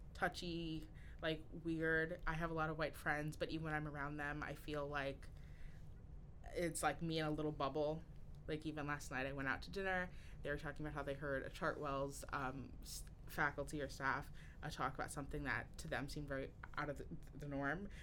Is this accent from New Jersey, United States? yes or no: yes; Newark, New Jersey, United States; moved away as an adult; also born or lived in East Orange, New Jersey; I grew up in East Orange and Newark, New Jersey, primarily